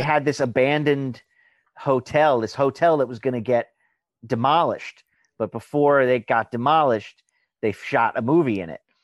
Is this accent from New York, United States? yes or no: yes; Long Island, New York, United States; I'm from Long Island